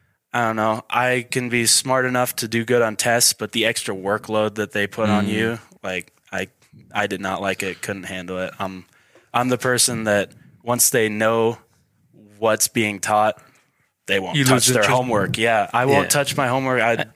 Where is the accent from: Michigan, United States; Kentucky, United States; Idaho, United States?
Idaho, United States; Boise; born there; I'm not from Idaho Falls. I'm from all around. Like, I was born in Boise, but I've moved countless times.